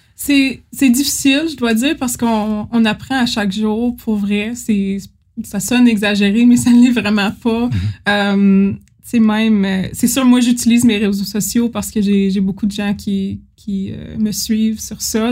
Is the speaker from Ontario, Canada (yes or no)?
yes; Timmins, Ontario, Canada; j'étais jeune, puis je venais de, de Timmins